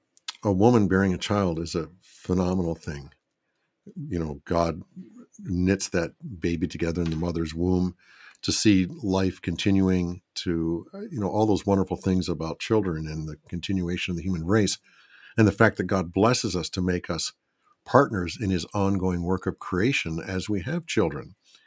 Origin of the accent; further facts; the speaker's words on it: Philadelphia, Pennsylvania, United States; born there; also born or lived in Michigan; I was born in Philadelphia. Would that mean that I would have to go back to Philadelphia? But then I spent a lot of my life in Michigan.